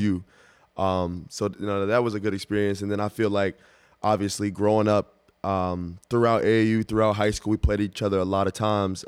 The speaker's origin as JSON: {"language": "English", "town": "Dallas", "region": "Texas", "country": "United States", "tie": "born or raised there", "said": "you're from Dallas, I'm from Dallas. We grew up together"}